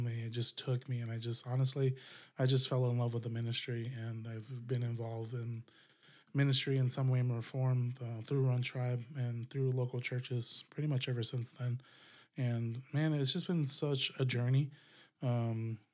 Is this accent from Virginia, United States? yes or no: no; Gila River area, south of Phoenix, Arizona, United States; moved away as an adult; now in Flagstaff, United States; I grew up down in Gila area. That's south of Phoenix